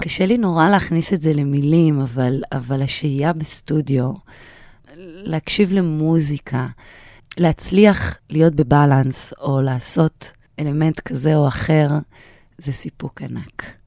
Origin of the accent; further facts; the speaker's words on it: Sha'ar HaNegev, Southern District, Israel; המקום הזה שאני מנהלת אותו היום, שם גדלתי